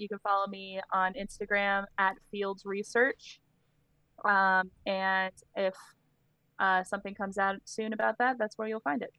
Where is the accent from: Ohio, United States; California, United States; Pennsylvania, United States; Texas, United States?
Pennsylvania, United States; Shippensburg; I grew up in Shippensburg, Pennsylvania